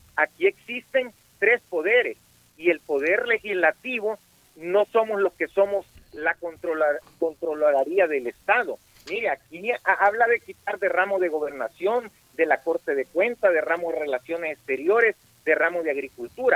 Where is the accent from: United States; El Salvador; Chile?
El Salvador; nosotros como salvadoreños